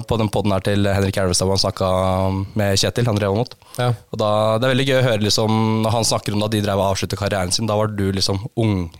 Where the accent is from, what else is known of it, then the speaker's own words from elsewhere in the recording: Kongsvinger, Innlandet, Norway; now in Larvik, Norway; jeg er jo da fra Konsinger, så det er sånn wannabe-Romerike.